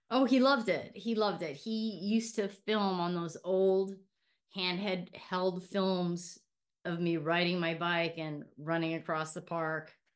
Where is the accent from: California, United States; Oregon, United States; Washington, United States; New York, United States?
California, United States; Hacienda Heights; also born or lived in Inglewood; I am from Los Angeles. I was born in Inglewood, and I was raised for most of my life in Hacienda Heights